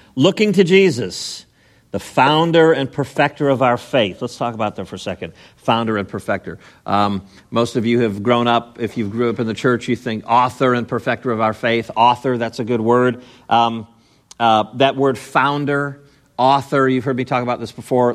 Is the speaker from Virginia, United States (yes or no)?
no; Chicago, Illinois, United States; growing up in Chicago, I was born in Chicago, but I lived in the suburbs, the n, the northwest suburbs